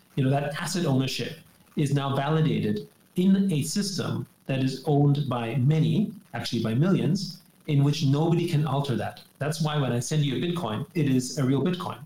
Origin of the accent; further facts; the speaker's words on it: Austria; I grew up in Austria